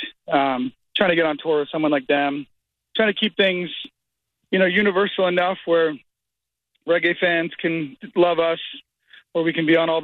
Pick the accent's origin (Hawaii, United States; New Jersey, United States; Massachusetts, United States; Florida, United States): Massachusetts, United States; Duxbury; the high school I went to, Duxbury